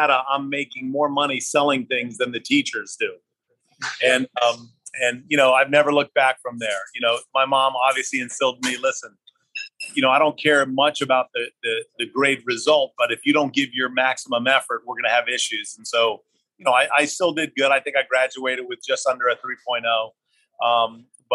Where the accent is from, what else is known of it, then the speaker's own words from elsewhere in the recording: St. Petersburg, Florida, United States; also born or lived in Teaneck, New Jersey / New York; my mom moved my sister and I down to St. Petersburg, Florida when I was three. And so I grew up in St. Pete